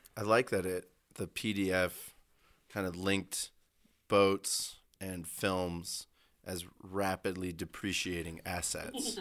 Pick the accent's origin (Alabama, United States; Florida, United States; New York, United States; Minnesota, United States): Florida, United States; Miami; I'm from Miami